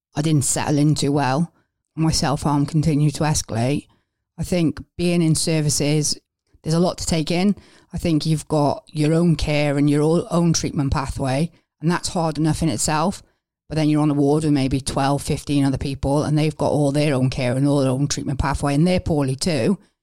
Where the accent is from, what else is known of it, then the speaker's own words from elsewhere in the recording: Wales, United Kingdom; moved away as an adult; now in England; I'm originally from Wales